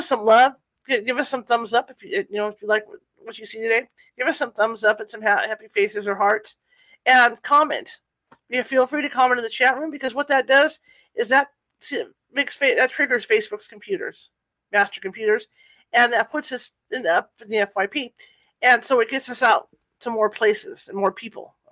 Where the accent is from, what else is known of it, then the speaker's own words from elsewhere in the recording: California, United States; I'm from California